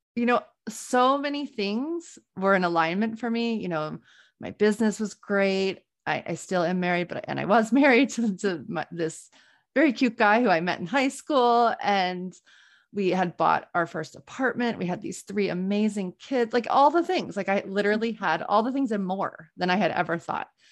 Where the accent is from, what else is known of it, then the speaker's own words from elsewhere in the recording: New Orleans, Louisiana, United States; moved away as an adult; now in Boston, United States; I grew up in New Orleans